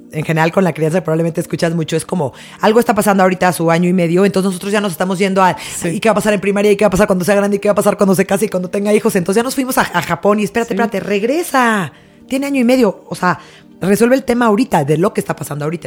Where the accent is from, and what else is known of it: Mexico